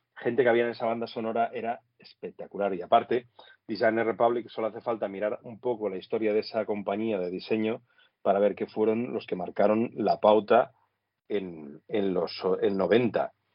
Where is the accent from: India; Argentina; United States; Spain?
Spain; Flix, Catalonia; moved away as an adult; also born or lived in Sitges; soy de Flix, eh, sí que nací en Sitges, porque la familia de mi madre pues, era de Sitges